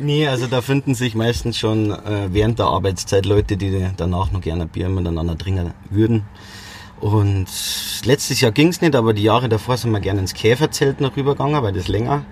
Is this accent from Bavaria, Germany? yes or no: yes; Bad Aibling, Bavaria, Germany; bin aus Rosenheim, genau aus Bad Aibling